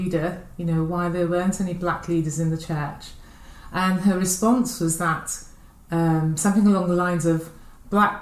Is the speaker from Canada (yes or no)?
no; London, United Kingdom; I was born here in Paddington, London, and both my parents are from Dominica, and basically I've spent all of my life here in London